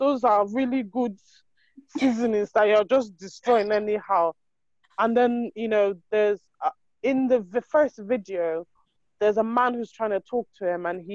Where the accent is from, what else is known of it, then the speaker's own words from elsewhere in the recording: Nigeria; we're Nigerian